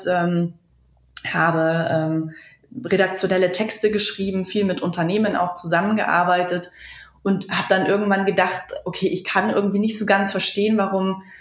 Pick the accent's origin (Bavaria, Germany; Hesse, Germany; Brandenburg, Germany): Bavaria, Germany; Munich; wir kommen ursprünglich aus München. Äh, mittlerweile sind wir hier in im tiefsten Niederbayern located quasi.